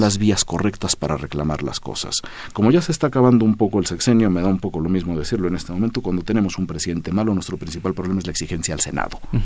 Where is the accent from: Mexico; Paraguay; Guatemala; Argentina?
Mexico; also born or lived in Syria; mi otro país, del que soy mitad sirio, mitad mexicana